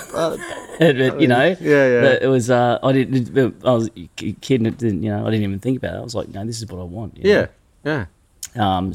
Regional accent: Sunshine Coast, Queensland, Australia; also born or lived in Brisbane, Australia; I grew up on the Sunshine Coast on a farm.

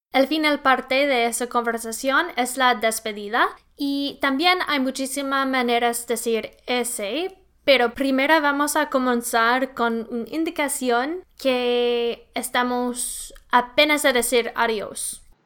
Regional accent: Winnipeg, Manitoba, Canada; yo soy canadiense, pero también la ciudad de donde vengo en Canadá se llama Winnipeg

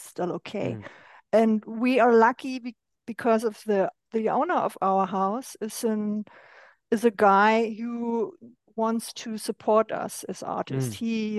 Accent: Berlin, Germany; I'm originally from East Germany

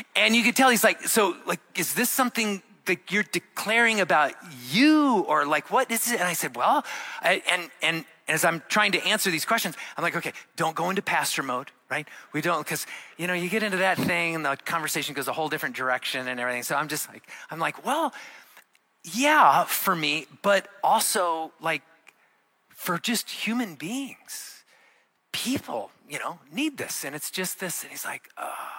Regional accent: Arizona, United States; moved away; I grew up in Arizona

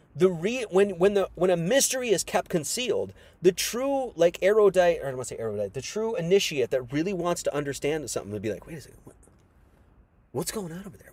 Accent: Wisconsin, United States; I was born in Wisconsin

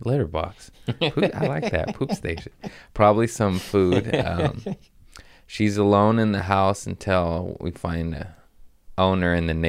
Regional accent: United States; I'm from the States. I almost said America again. I'm from America.

